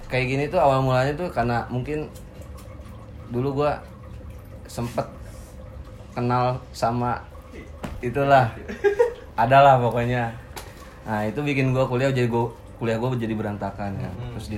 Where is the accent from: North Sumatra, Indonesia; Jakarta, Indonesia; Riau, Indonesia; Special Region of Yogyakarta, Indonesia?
Jakarta, Indonesia; born there; also born or lived in Cikampek; now in Bandung, Indonesia; Ya, gue lahir di Jakarta gue. Uh. Cuman gue tinggal di Cikampek tinggal di Cikampek uh, terus sekarang kuliah di Bandung uh, orang tua gue di Jakarta